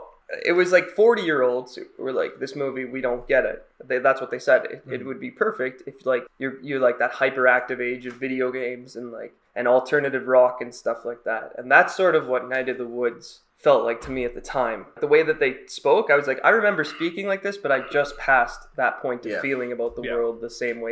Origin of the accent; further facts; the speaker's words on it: Chicago, Illinois, United States; We're actually from Chicago.